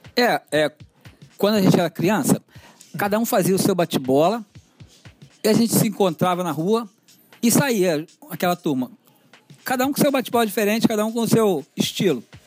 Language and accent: Portuguese; Rio de Janeiro, Brazil; desde criança eu sou cria aqui de Marechal Hermes